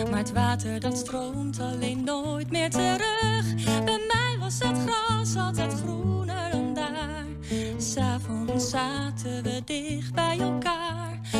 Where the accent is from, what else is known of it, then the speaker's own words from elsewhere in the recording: Enschede, Overijssel, Netherlands; moved away as an adult; also born or lived in Maastricht; ik ben in Enschede geboren en ik ben tien jaar lang in Maastricht verzeld geraakt door de liefde. En ehm, op een gegeven moment ging ik weer terug